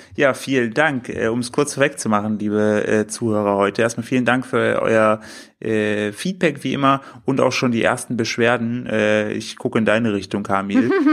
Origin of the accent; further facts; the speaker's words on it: the easternmost tip of Thuringia, Germany; moved away; bin zu meinen Eltern gefahren in meine Heimat, in, den östlichsten Zipfel von Thüringen